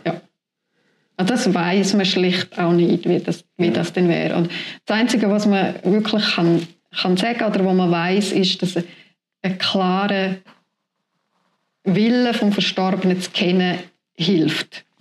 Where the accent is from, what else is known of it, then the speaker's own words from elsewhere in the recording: Tschappina, Graubünden, Switzerland; moved away as an adult; now in Rüeggisberg, Switzerland; ich bin in Chapina aufgewachsen